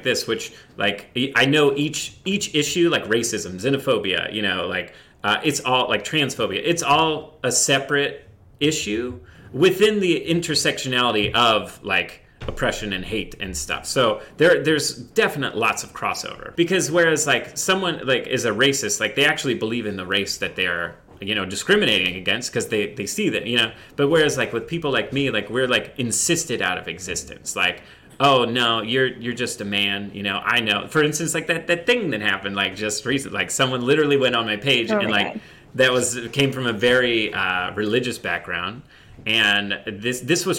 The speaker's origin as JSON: {"language": "English", "region": "Indiana", "country": "United States", "tie": "born or raised there", "said": "I grew up in the Midwest in Indiana"}